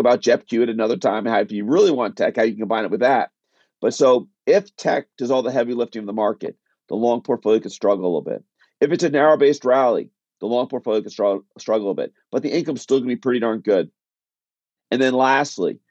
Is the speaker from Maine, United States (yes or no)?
no; Connecticut, United States; I'm from the Northeast. I grew up in Connecticut. I still live in Connecticut